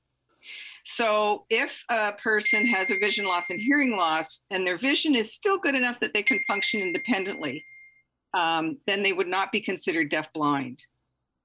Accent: Ontario, Canada; now in British Columbia, Canada; I grew up in Ontario

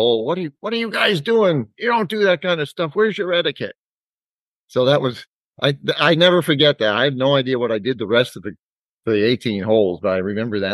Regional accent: Dover, New Hampshire, United States; I'm actually a Dover native, still live in Dover. Went through the Dover school system

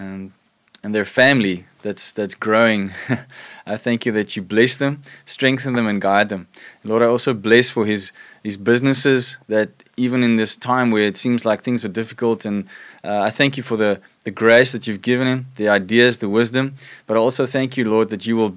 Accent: South Africa; us as South African married couples and homes

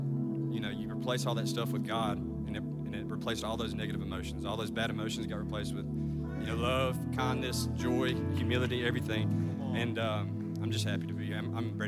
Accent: West Point, United States; I'm from West Point.

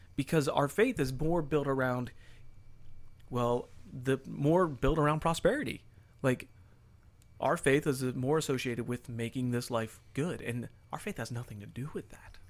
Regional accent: United States; we grew up in the United States of America

